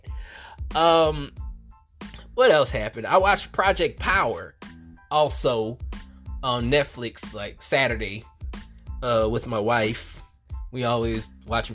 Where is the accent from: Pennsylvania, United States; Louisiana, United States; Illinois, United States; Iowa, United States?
Louisiana, United States; New Orleans; I'm from New Orleans